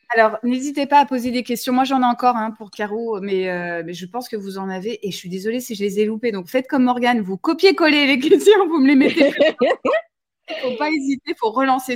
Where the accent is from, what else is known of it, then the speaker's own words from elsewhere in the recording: Toulouse, Occitania, France; now in northern France; Je suis toulousaine